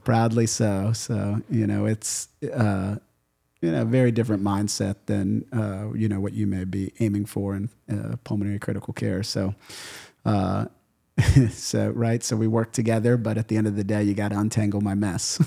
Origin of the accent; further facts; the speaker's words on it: New Orleans, Louisiana, United States; also born or lived in Miami Beach / Miami / Grand Cayman; I grew up in New Orleans.